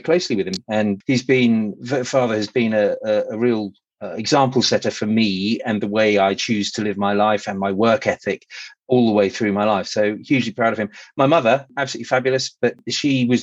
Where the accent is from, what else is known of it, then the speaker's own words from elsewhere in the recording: Guildford, South East England, United Kingdom; moved away as an adult; also born or lived in Milton Keynes; now in East Northamptonshire, United Kingdom; I was born in Guildford in Surrey, and I grew up in that Surrey area probably through until I was about 26 or so.